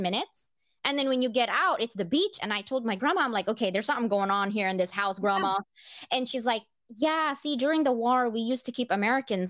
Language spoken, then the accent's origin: English; Philippines; moved away; I grew up in the Philippines.